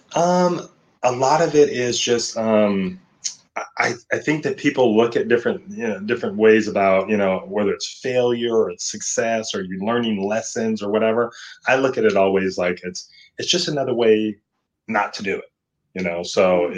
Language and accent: English; Seattle, Washington, United States; moved away as an adult; now in Irvine, United States; I'm originally here from Seattle